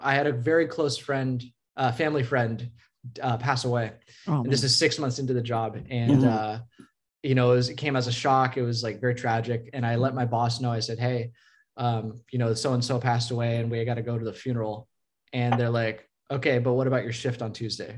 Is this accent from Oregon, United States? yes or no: yes; Beaverton, Oregon, United States; I grew up in Beaverton